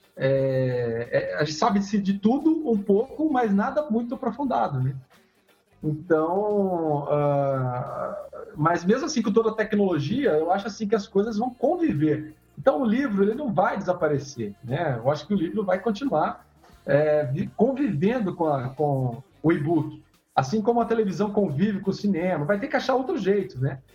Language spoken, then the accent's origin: Portuguese; interior of São Paulo, Brazil; eu sou do interior de São Paulo, eu era criança